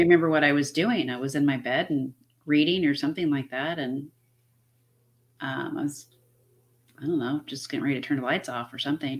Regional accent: United States; I am Irish, but I'm from America

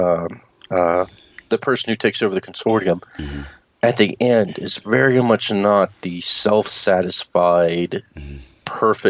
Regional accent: Lafayette, Louisiana, United States; English is a second language; I was born in Louisiana, Lafayette, Louisiana, originally.

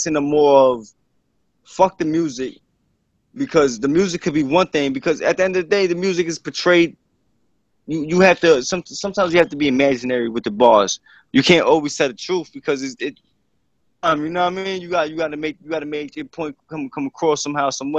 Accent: Bayonne, New Jersey, United States; I was born in Jersey City. I moved to Bayonne in like sixth grade

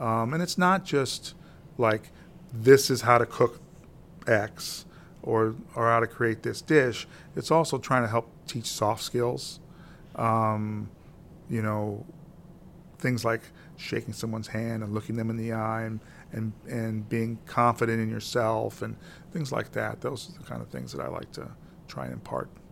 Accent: Granite City, Illinois, United States; as a kid growing up in Granite City

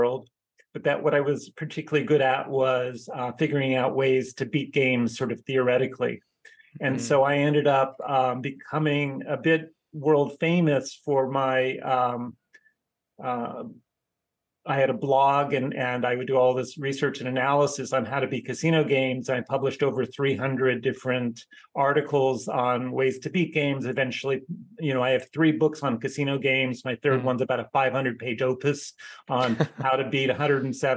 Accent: California, United States; I grew up as somebody growing up in California

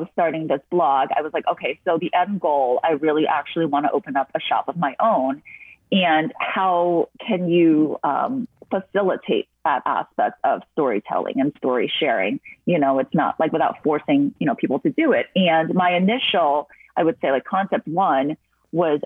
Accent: New Jersey, United States; moved away as an adult; also born or lived in Boston / Los Angeles; I grew up in New Jersey

